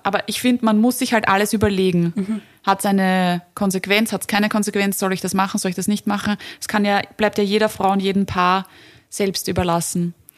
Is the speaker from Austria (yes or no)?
yes; Vienna, Austria; bei uns in Wien und Umgebung